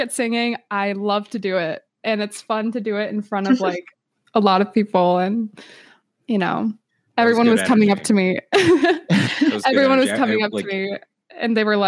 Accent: Florida, United States; moved away as an adult; now in Los Angeles, United States; I'm from Florida, but I recently moved to Los Angeles, California

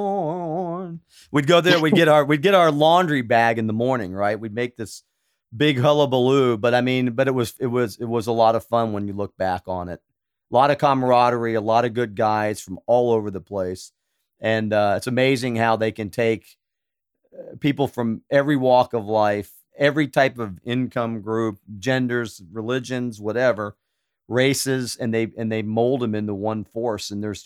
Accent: Stuttgart, Baden-Württemberg, Germany; born there; I was born in Stuttgart.

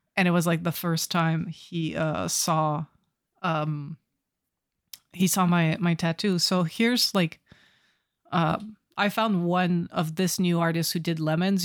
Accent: Canada; I'm Canadian

